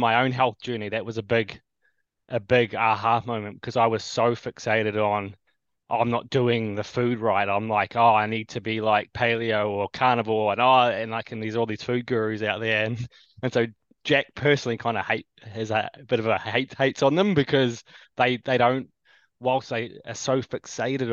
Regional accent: New Zealand; also born or lived in Canada / Australia; born in Little Old New Zealand here. Been here most of my life.

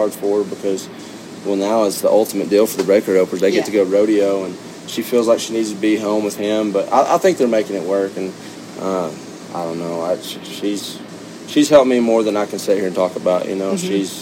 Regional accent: Stephenville, Texas, United States; I was born and raised right there in Stephenville

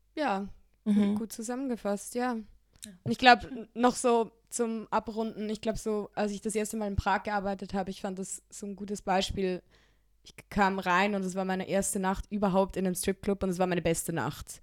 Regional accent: Switzerland; ich bin in der Schweiz aufgewachsen

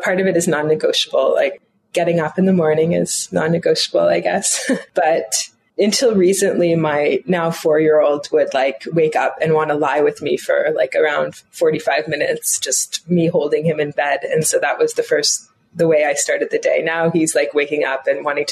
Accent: Toronto, Ontario, Canada; I grew up in Canada, in Toronto

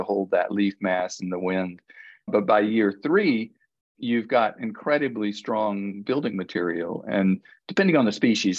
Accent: Florida, United States; moved away; also born or lived in Maui; I grew up in Florida, and I grew up playing in a bamboo grove.

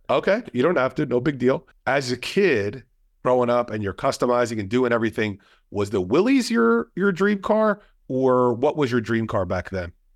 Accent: New Jersey, United States; We're both from New Jersey. Both of our families are from New Jersey

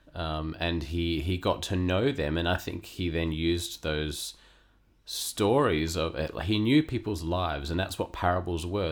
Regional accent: Perth, Western Australia, Australia; moved away as an adult; now in Sydney, Australia; I was born and raised in Western Australia

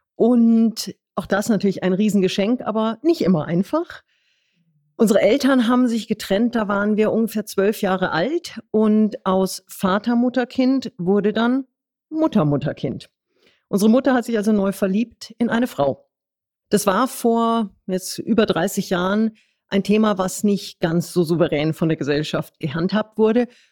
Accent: Munich, Bavaria, Germany; bin geborenes Münchner Kindel

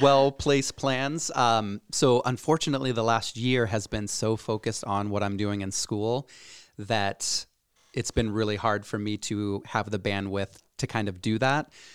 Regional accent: Cedar Rapids, Iowa, United States; born and raised in Cedar Rapids, Iowa.

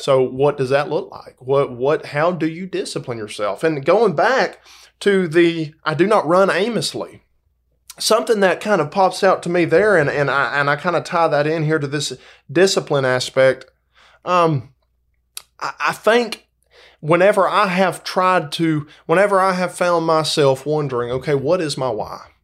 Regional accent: Dalton, Georgia, United States; now in Valdosta, United States; I grew up in Dalton, Georgia.

